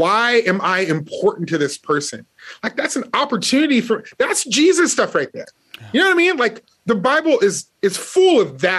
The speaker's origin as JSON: {"language": "English", "town": "Las Vegas", "region": "Nevada", "country": "United States", "tie": "born or raised there", "said": "I grew up in Las Vegas where there were a lot of gangs"}